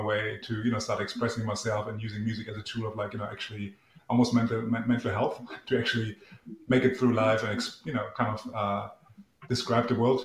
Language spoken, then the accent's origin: English; East Germany, Germany; English is a second language; moved away; I grew up in East Germany.